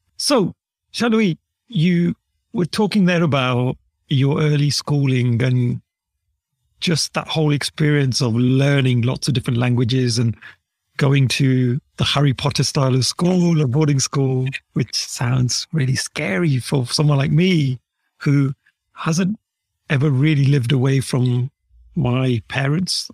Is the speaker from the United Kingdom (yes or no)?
yes; United Kingdom; accent: British; I was born here in the U K.